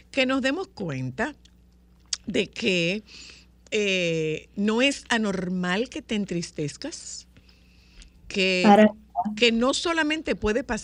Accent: Nagua, María Trinidad Sánchez, Dominican Republic; soy de Nagua

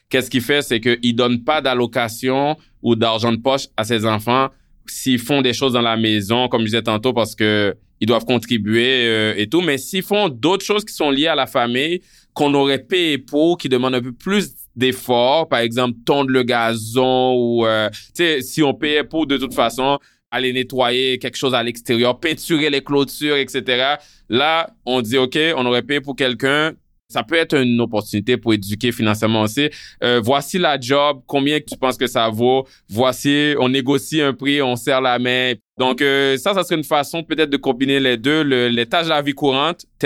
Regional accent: Haiti; moi, quand je suis arrivé d'Haïti, euh, j'avais jamais connu ça, les parents qui donnent une allocation

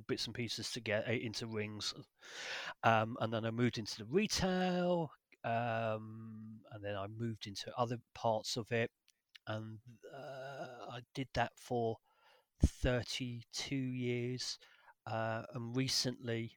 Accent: London, United Kingdom; moved away as an adult; I'm originally from North London, sunny Finchley area, and then where I was there until probably 20, in my mid-20s

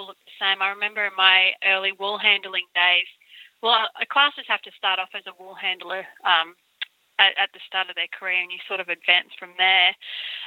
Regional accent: Brisbane, Queensland, Australia; moved away; I grew up in Brisbane

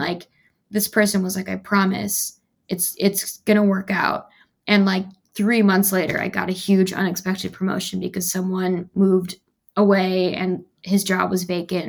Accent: Midwest, United States; moved away; I'm from the Midwest

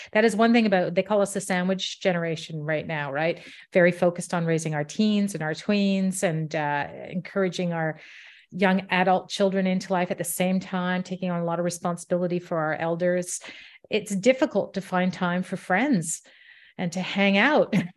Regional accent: Ottawa, Ontario, Canada; moved away as an adult; also born or lived in England / Washington, D.C.; came back to Ottawa, my hometown, about ten years ago

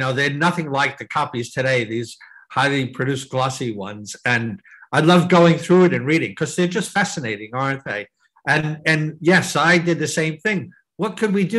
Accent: New Jersey, United States; I growing up as a kid in New Jersey, in the shadow of New York City

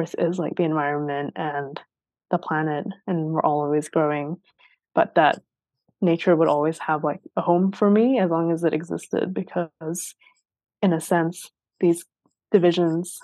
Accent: Sweden; growing up in Sweden

